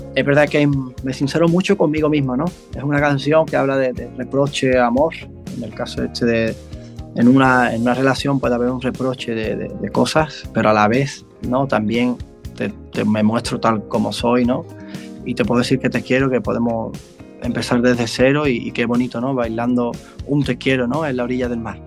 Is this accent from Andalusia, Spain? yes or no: yes; Mairena, Andalusia, Spain; aquí, de mi pueblo de Mairena